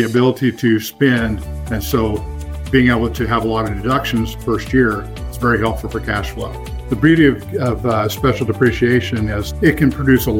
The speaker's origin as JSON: {"language": "English", "town": "Nevada", "region": "Missouri", "country": "United States", "tie": "born or raised there", "also_born_or_lived": "Joplin, Missouri", "moved": "as an adult", "lives_now": "Northwest Arkansas, United States", "said": "Grew up on a farm near Nevada, Missouri."}